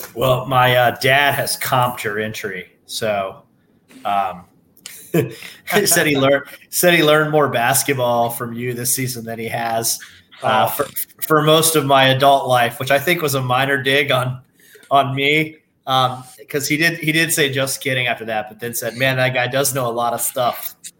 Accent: the South, United States; as a Southerner

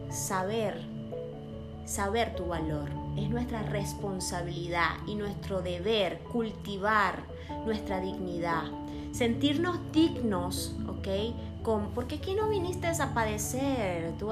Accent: Venezuela; now in Monterrey, Mexico; Salí de Venezuela y estoy aquí en México, Monterrey, donde hay infinidad de comida, donde hay lugares hermosos que puedo apreciar

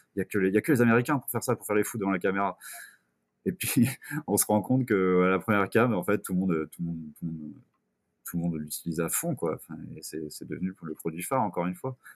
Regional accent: Quimper, Brittany, France; moved away as an adult; now in Bourges, France; Je suis originaire de Quimper en Bretagne

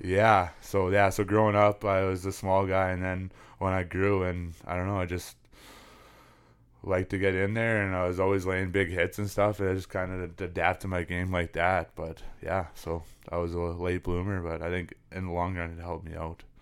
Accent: Lloydminster, Saskatchewan, Canada; also born or lived in Prince Albert, Saskatchewan / Big River, Saskatchewan; we ended by moving into Lloydminster where, yeah, I s, grew up and been living ever since

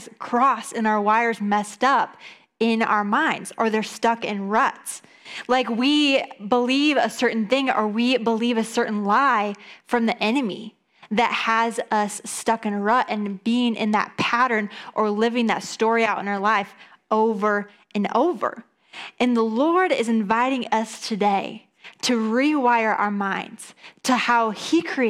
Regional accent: east side of Michigan, United States; also born or lived in Atlanta, Georgia; now in Grand Rapids, United States; we're originally from the east side of Michigan

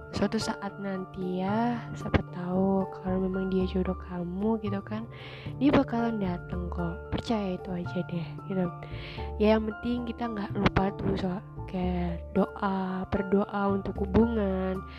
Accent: Surabaya, East Java, Indonesia; aku udah LDR nih karena aku asalnya Surabaya dia Jakarta gitu kan

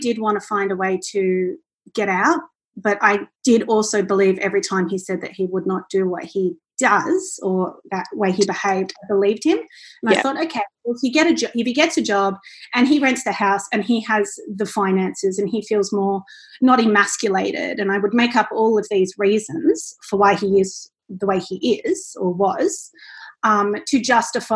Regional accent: Central Coast, New South Wales, Australia; moved away as an adult; now in Gold Coast, Australia; I'm originally from the Central Coast and I'm in Gold Coast now

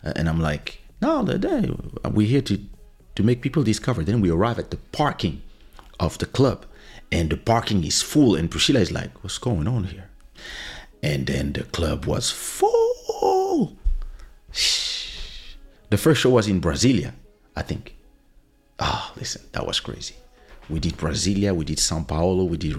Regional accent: DR Congo; born there; I am French. But I was born in Congo, in Zaire.

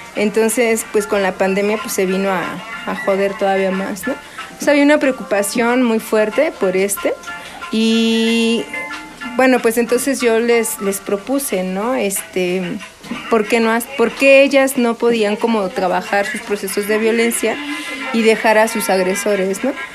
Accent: Sierra Mixteca, Puebla, Mexico; now in Milpa Alta, Mexico; nosotras no somos originarias de Milpalta, nosotras ya tenemos aquí 20 años radicando. Nosotras somos de la Sierra Mixteca de Puebla.

